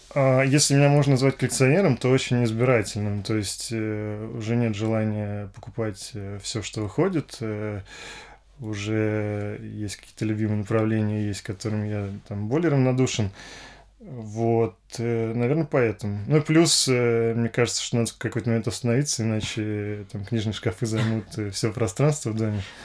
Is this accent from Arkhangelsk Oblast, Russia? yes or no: no; Moscow, Russia; родился я в Москве, действительно, в семье инженеров